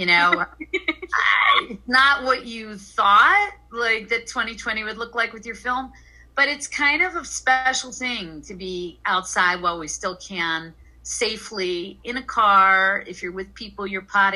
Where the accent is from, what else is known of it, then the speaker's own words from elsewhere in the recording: Pennsylvania, United States; also born or lived in Eastern Long Island, New York; now in Long Island, United States; I grew up in Pennsylvania